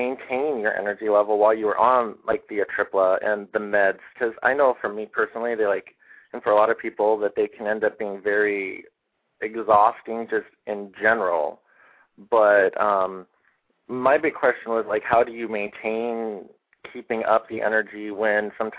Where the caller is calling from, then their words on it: Seattle, Washington, United States; from, well, right now, Seattle, Washington.